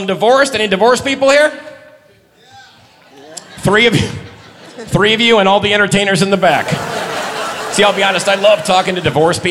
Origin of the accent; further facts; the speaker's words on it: Detroit, Michigan, United States; moved away; also born or lived in Florida; I'm from Detroit originally, and I lived in Florida for 12 years.